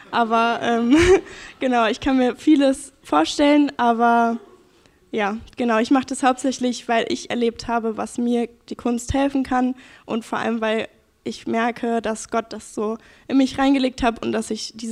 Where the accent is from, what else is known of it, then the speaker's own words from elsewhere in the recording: Ketzelbach, Germany; habe ich hier in Ketzelbach gewohnt, bin hier auch aufgewachsen